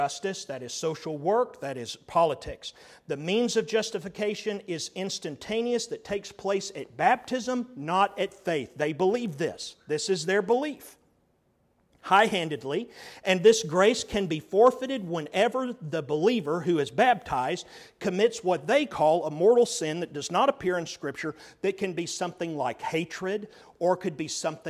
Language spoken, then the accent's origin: English; Texas, United States; as a Texan